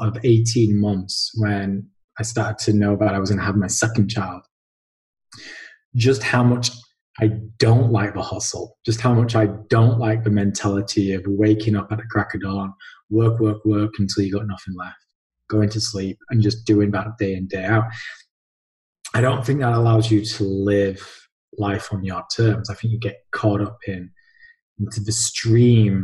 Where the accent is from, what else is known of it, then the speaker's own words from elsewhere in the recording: Halifax, Yorkshire and the Humber, United Kingdom; Born and bred Halifax, done a bit of traveling here and there, but yeah, my roots are here